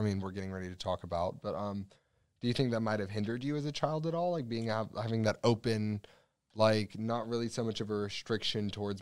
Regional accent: Griffin, Georgia, United States; also born or lived in Pike County, Georgia; I grew up in Wesley Foster Care in Georgia. So, like, when you grow up in foster care in Griffin, Georgia, or in Pike County, Georgia

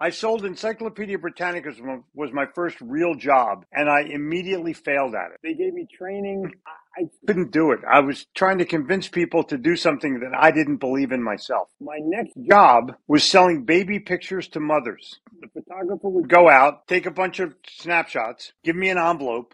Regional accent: Philadelphia, Pennsylvania, United States; moved away as an adult; now in North Carolina, United States; I grew up in Philadelphia. I now live in North Carolina

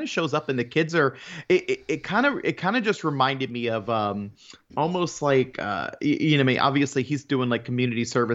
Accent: Florida, United States; being a Florida native and born and raised in Florida

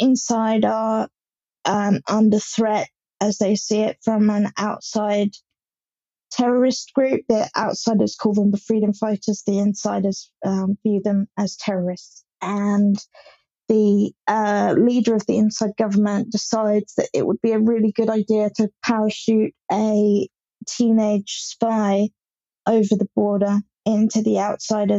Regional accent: Hampshire, South East England, United Kingdom; I'm from Hampshire in England

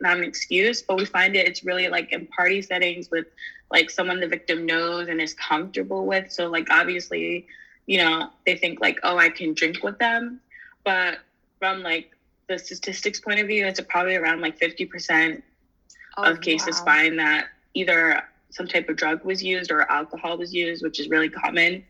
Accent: Rhode Island, United States; I'm actually here from Rhode Island

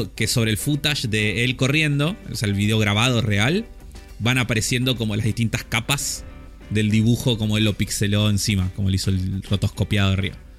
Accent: Argentina; nuestro acento

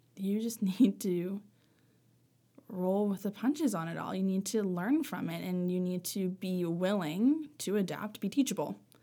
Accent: Sackville, Nova Scotia, Canada; also born or lived in Sydney, Cape Breton / Halifax / Lunenburg; I grew up in, mostly in Sackville

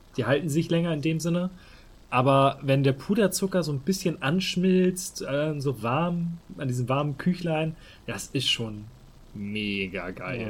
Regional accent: Hamburg, Germany; als Hamburger

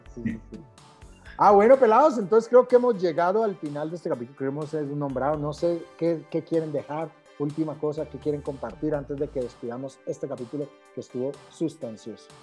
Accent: Cali, Valle del Cauca, Colombia; born or raised there

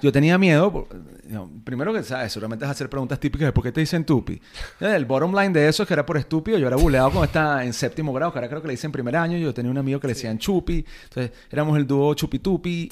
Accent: Venezuela; yo soñaba en algún momento con ser algún notable en mi país

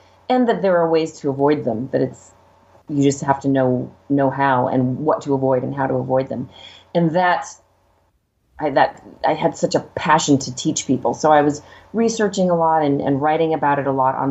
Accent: Los Angeles, California, United States; growing up in LA, literally next door to Hollywood.

